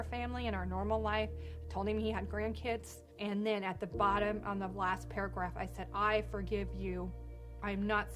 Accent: Wichita, Kansas, United States; I was born in Wichita, Kansas. I just grew up with, like, a really normal childhood

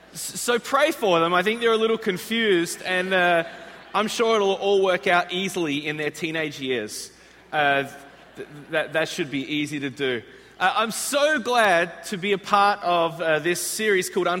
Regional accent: Australia; moved away as an adult; also born or lived in Chicago, United States; now in United States; I'm actually from the other side of the world, an island. It's actually the largest island on the planet. It's this place called Australia.

